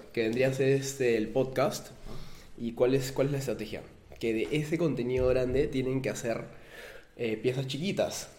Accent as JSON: {"language": "Spanish", "country": "Peru", "said": "nosotros somos peruanos"}